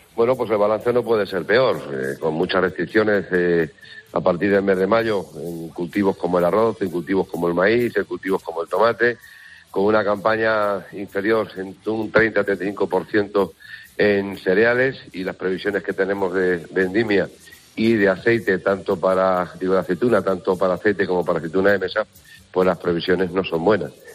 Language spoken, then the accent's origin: Spanish; Huertezuela, Castilla-La Mancha, Spain; mi pueblo de origen, Huertezuela, que está todavía en, en la serranía de las estribaciones de, Sierra Morena